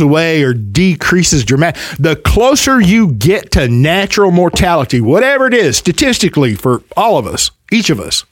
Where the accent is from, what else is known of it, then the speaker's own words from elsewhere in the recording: the South, United States; accent: Southern; also born or lived in Spur, Texas; I'm from the South, and I love my heritage